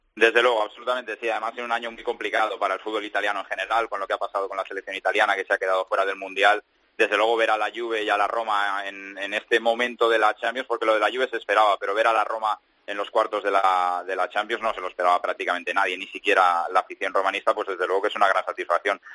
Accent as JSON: {"language": "Spanish", "country": "Spain", "moved": "yes", "lives_now": "Italy", "said": "soy un español que habla italiano"}